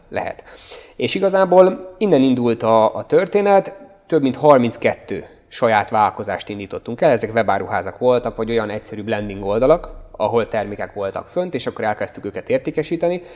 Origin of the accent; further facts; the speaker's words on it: Hungary; moved away as an adult; now in Budapest, Hungary; Én egyébként vidékről származom